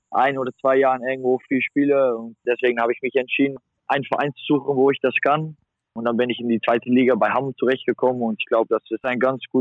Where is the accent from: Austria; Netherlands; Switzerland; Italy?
Netherlands; now in Germany; Hamburg ist auch nur zweieinhalb Stunden weg von meiner Heimat in Holland.